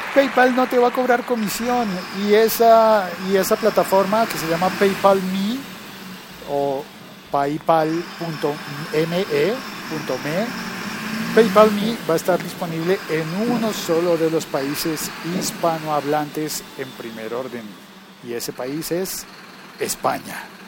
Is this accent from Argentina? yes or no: no; Colombia; also born or lived in France; en mi país